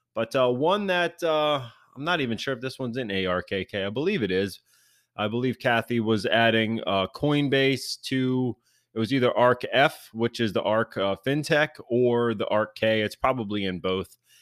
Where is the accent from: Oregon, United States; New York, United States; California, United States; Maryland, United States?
Maryland, United States; my home state of Maryland